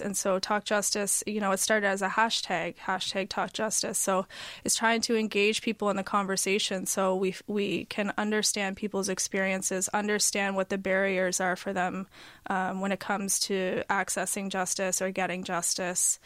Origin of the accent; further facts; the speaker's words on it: Halifax, Nova Scotia, Canada; moved away; also born or lived in Toronto; I was from Halifax, but I had been gone for a long time.